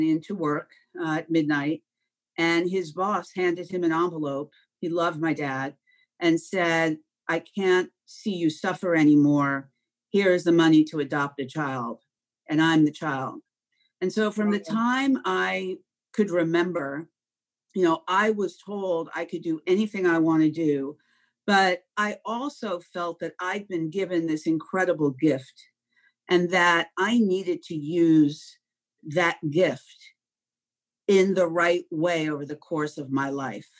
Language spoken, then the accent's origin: English; Long Island, New York, United States; I grew up on Long Island.